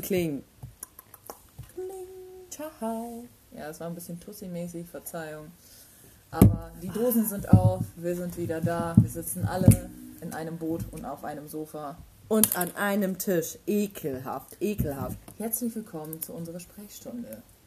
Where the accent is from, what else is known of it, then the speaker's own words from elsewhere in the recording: Osnabrück, Lower Saxony, Germany; ich bin im Schinkel aufgewachsen